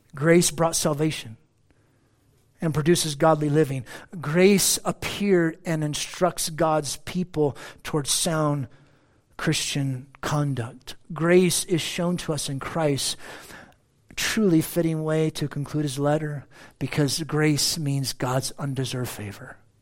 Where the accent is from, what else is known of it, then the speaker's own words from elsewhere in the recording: United States; I'm an American